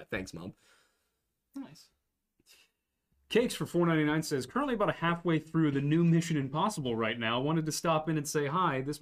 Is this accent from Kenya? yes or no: no; Canada; Uh, as a Canadian, I can say that the RCMP's ability to investigate missing persons cases are better than the authoritarian regimes and no one else.